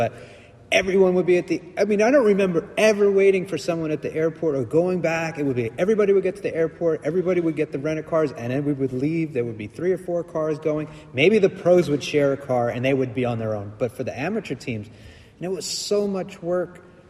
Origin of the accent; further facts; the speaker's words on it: East Coast, United States; From growing up on the East Coast and racing those NBL Nationals when you were 13 years old